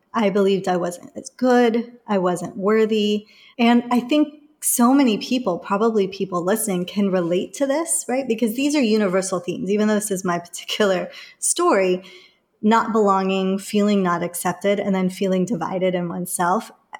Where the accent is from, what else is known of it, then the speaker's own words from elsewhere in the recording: England, United Kingdom; There were firebombings that happened in the neighborhood that I grew up in England.